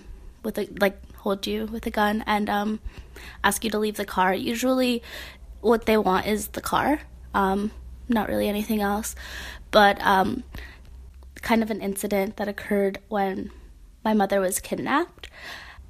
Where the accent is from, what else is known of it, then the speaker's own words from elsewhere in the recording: United States; first language Spanish; English is a second language; growing up in the United States